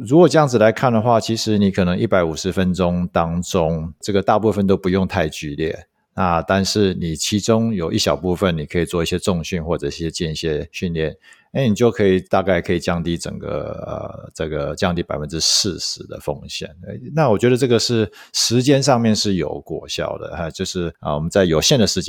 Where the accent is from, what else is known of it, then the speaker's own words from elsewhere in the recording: United States; now in Taiwan; 我也不是说从小就在美国，虽然在美国长大